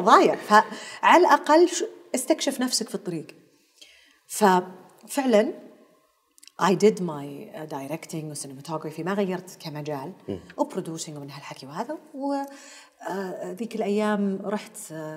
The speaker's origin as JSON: {"language": "Arabic", "town": "Taif", "region": "Makkah Province", "country": "Saudi Arabia", "tie": "born or raised there", "also_born_or_lived": "Karachi, Pakistan / Afghanistan / Germany", "said": "ظلينا بالطائف لين وصلت الجامعه"}